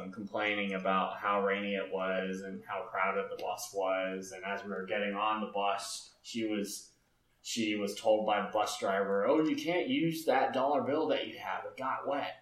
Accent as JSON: {"language": "English", "region": "Alabama", "country": "United States", "tie": "born or raised there", "moved": "yes", "lives_now": "Boulder, United States", "said": "I went back to my hometown, Alabama"}